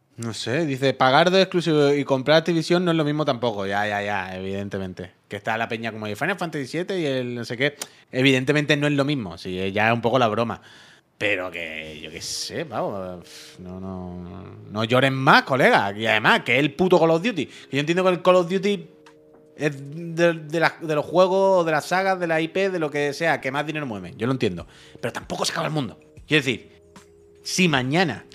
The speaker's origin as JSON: {"language": "Spanish", "town": "La Línea de la Concepción", "region": "Andalusia", "country": "Spain", "said": "yo soy de Cádiz, de la línea"}